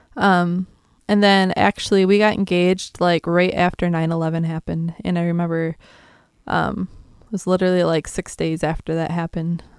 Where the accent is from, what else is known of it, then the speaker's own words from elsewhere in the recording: south of Green Bay, Wisconsin, United States; I'm from Wisconsin.